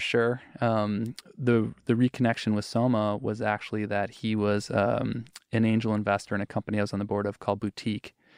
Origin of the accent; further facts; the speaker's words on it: Wisconsin, United States; moved away as an adult; also born or lived in Seattle; I grew up in Wisconsin.